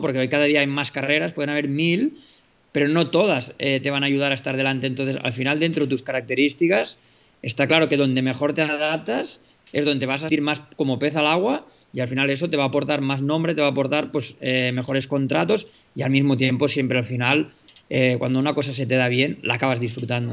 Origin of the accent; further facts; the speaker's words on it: Spain; estoy siendo español